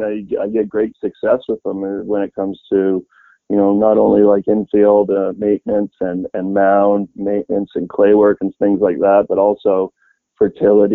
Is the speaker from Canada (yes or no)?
yes; Sunshine Coast, British Columbia, Canada; also born or lived in Vancouver; Vancouver is my home. I was born on the Sunshine Coast in British Columbia, and all my family's here